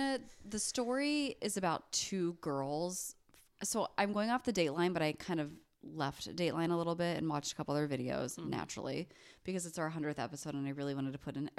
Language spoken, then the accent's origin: English; Cleveland, Ohio, United States; I'm from Cleveland.